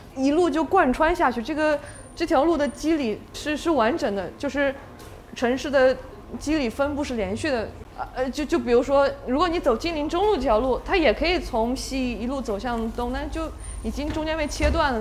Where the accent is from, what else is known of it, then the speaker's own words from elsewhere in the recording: China; moved away as an adult; also born or lived in Lanzhou, Gansu / Xinjiang; now in Shanghai, China; 我在兰州出生，然后小时候也，因为爷爷奶奶、爸爸他们，呃，都在新疆